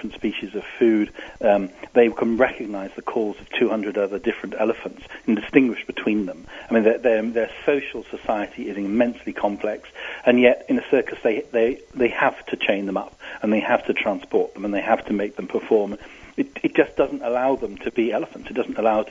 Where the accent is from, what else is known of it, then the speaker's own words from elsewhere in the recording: England, United Kingdom; As you can hear from my accent, I come from England. I used to live in a seaside town